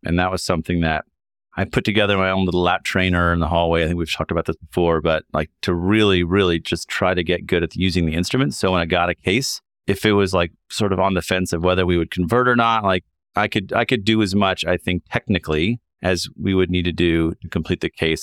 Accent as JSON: {"language": "English", "region": "Kentucky", "country": "United States", "also_born_or_lived": "Chicago, Illinois", "moved": "as an adult", "said": "I'm from Kentucky and did my medical school at University of Kentucky"}